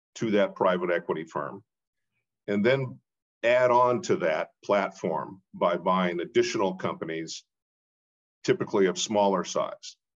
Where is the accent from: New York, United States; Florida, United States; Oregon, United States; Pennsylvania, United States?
Oregon, United States; Portland; moved away as an adult; also born or lived in East Coast; I'm a, a, Oregonian, born and raised in Portland